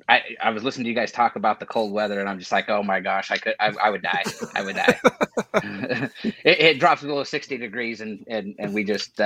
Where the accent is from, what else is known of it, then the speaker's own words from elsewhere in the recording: Idaho, United States; now in Arizona, United States; I grew up in Idaho.